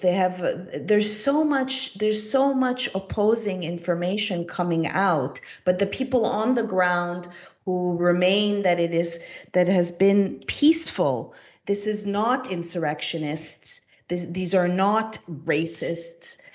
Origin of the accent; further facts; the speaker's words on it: Montreal, Quebec, Canada; moved away; I am originally from Montreal, Canada